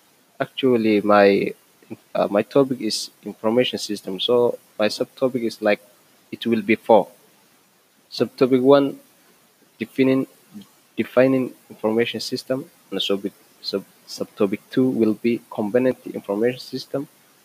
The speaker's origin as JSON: {"language": "English", "country": "Somalia", "said": "I'm from Somalia."}